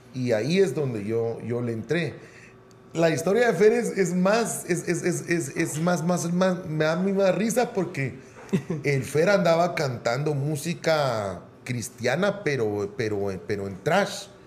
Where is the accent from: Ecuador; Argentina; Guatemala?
Guatemala; Guatemala City, Guatemala Department; yo nací y siempre viví en Utatlán